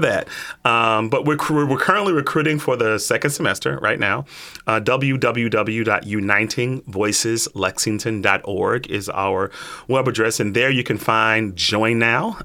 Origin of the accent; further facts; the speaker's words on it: Chicago, Illinois, United States; moved away; grew up, born and raised in Chicago